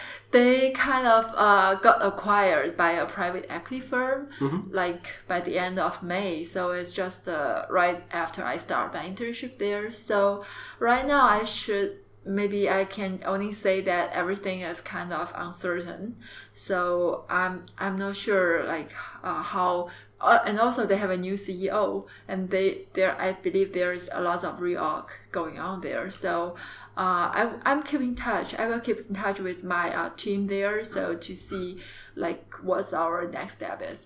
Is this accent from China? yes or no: yes; Jiangxi, China; English is a second language; moved away as an adult; also born or lived in Beijing / Shenzhen / Hangzhou; I'm from the south part of China in uh, Jiangxi province.